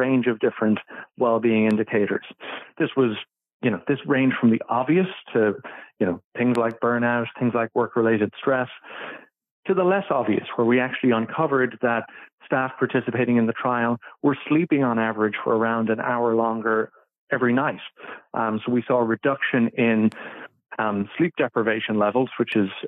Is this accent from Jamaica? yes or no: no; Ireland; I'm originally from Ireland